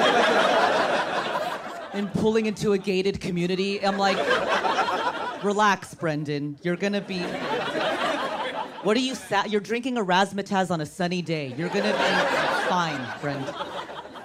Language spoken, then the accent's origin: English; Orange County, California, United States; I was raised in Orange County